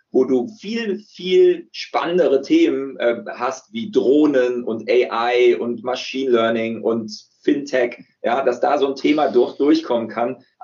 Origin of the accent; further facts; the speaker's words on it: Bonn, North Rhine-Westphalia, Germany; born there; Ich bin Bonner, ich bin äh, hier in Bonn geboren